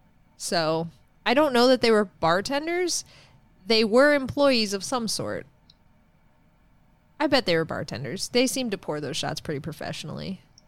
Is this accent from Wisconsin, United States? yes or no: yes; Milwaukee, Wisconsin, United States; I'm from Milwaukee.